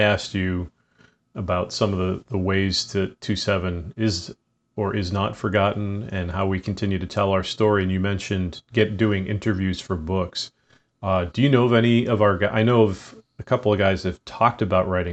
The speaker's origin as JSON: {"language": "English", "town": "Boston", "region": "Massachusetts", "country": "United States", "tie": "born or raised there", "moved": "yes", "said": "growing up in the Boston area"}